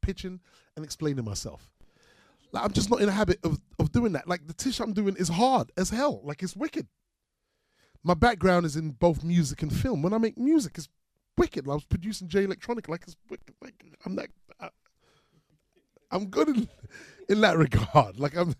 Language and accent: English; London, United Kingdom; growing up on Mozart Estate